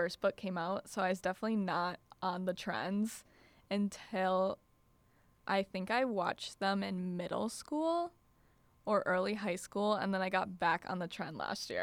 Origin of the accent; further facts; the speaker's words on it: Wisconsin, United States; I'm from Wisconsin